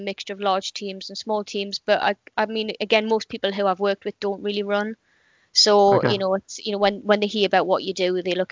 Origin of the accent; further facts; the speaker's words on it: Gateshead, North East England, United Kingdom; moved away as an adult; now in Portsmouth, United Kingdom; I was born in Gateshead, which is in the northeast of England